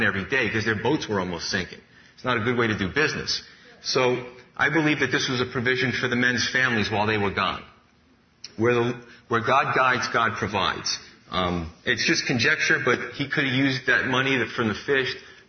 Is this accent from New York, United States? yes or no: yes; New York City, New York, United States; Growing up in Staten Island, I thought there was only two types of people, Italian and Irish.